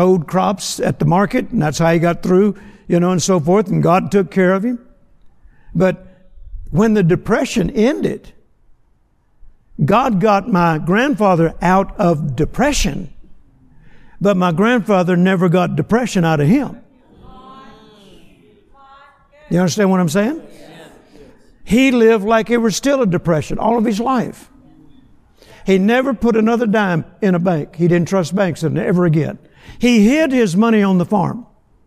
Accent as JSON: {"language": "English", "town": "Vicksburg", "region": "Mississippi", "country": "United States", "tie": "born or raised there", "said": "I was born in Vicksburg, Mississippi on a farm that my granddad had"}